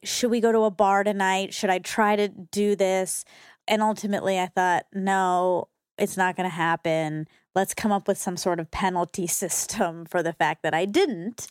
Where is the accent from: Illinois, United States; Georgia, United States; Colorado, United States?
Georgia, United States; growing up just being Indian and Georgia